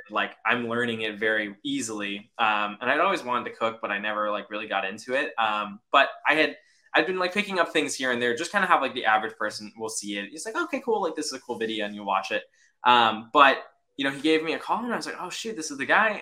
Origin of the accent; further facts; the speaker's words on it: Chicago, Illinois, United States; Chicago, born and raised